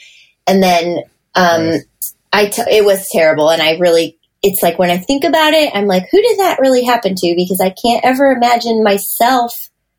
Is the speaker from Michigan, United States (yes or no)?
yes; Michigan, United States; because he grew up out here and like I was from Michigan